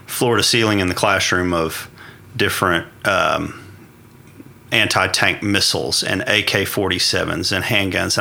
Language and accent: English; northwest Oklahoma, United States; born and raised in Oklahoma, northwest Oklahoma. Uh, grew up farming and ranching